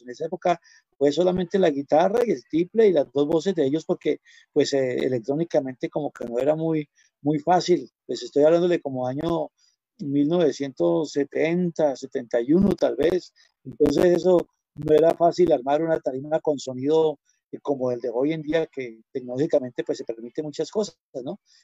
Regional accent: San Agustín, Huila, Colombia; also born or lived in Pitalito; mi tierra, donde yo soy

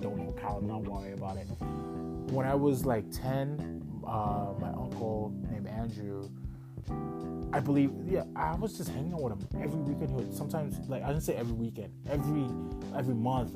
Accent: Calgary, Alberta, Canada; English is a second language; also born or lived in Ghana / Toronto; I was born in Ghana. Came to Canada, Calgary specifically. Well, we stopped in Toronto for a bit, but Calgary specifically. When I was 8

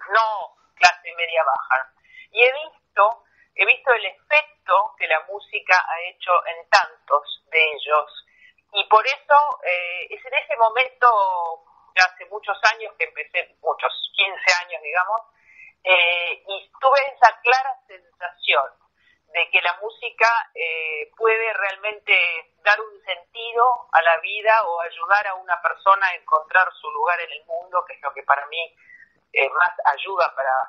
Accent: Argentina; moved away; yo estoy lejos de la Argentina, nunca en mi vida desde que me fui de Argentina he pasado tanto tiempo sin volver a mi país, mi mamá está allá

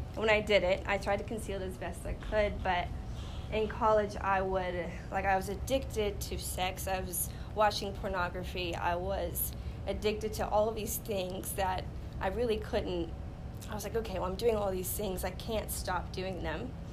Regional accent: Los Angeles, California, United States; I grew up in Los Angeles, California

